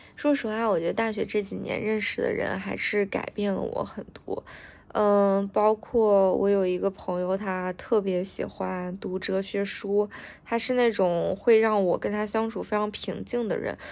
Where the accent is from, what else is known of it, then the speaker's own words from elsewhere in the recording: northern China, China; moved away as an adult; now in southern China; 我们都是北方人嘛，就是北方人本身就很热情